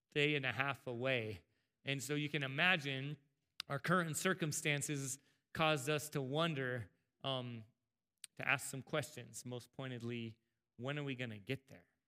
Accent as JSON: {"language": "English", "town": "El Cajon", "region": "California", "country": "United States", "tie": "born or raised there", "said": "growing up in Southern California, in S-, San Diego, El Cajon"}